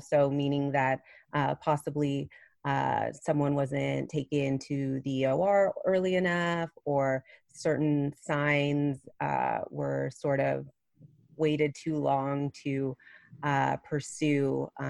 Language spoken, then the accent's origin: English; Plano, Texas, United States; I grew up here in Plano, right outside of Dallas.